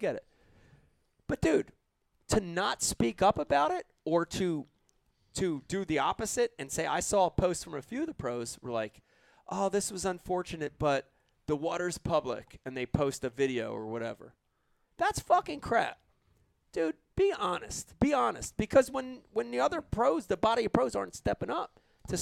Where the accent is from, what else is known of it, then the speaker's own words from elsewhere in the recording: New Jersey, United States; I come from Jersey